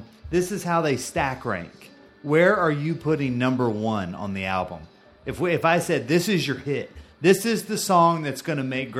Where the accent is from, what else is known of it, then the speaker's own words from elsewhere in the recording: Bridgeport, Connecticut, United States; Born and raised in Bridgeport.